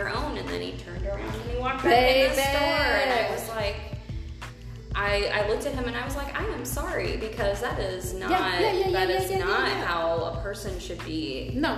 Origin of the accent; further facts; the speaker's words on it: Midwest, United States; now in Omaha, United States; Living and growing up in the Midwest